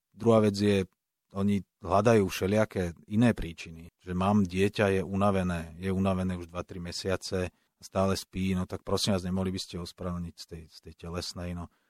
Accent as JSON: {"language": "Slovak", "area": "Pentagón", "region": "Bratislava Region", "country": "Slovakia", "tie": "born or raised there", "said": "Ja som vyrastal pri Pentagóne"}